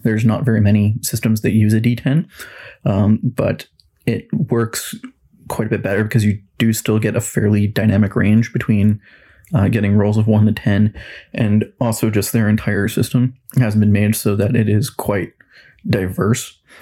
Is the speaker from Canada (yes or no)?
yes; Kelowna, British Columbia, Canada; I was born and raised in Kelowna, BC for all of my life